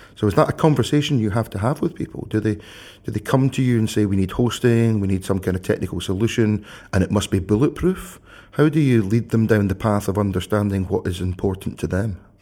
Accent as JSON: {"language": "English", "region": "Scotland", "country": "United Kingdom", "also_born_or_lived": "Glasgow", "said": "I, I live in Glasgow. You, you will not be surprised, listeners, to know I am Scottish"}